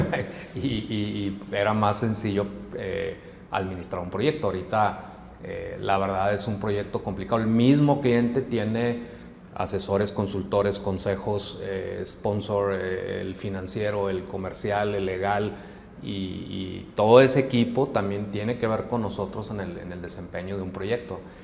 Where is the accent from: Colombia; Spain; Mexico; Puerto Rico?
Mexico; Hermosillo, Sonora; moved away as an adult; now in Monterrey, Mexico; yo soy originario de Hermosillo, yo llegué aquí a Monterrey a estudiar al TEC de Monterrey